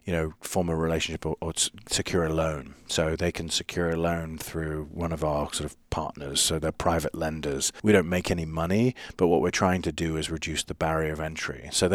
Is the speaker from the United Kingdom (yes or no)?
yes; London, United Kingdom; now in United States; I mean, I grew up in London. It's, you know, you can live in a city of, you know, you're one person in a city of 10 million strangers in London